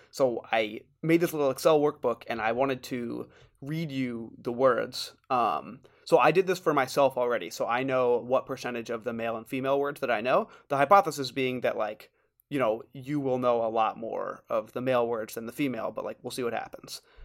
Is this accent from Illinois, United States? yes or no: no; New York City, New York, United States; now in Washington, D.C., United States; I'm from Brooklyn